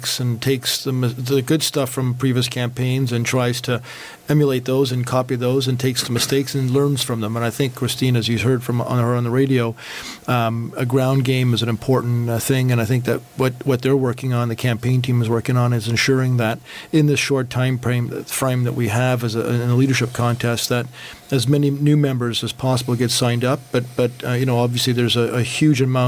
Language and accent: English; Toronto, Ontario, Canada; I'm a West End boy, born and raised in Etobicoke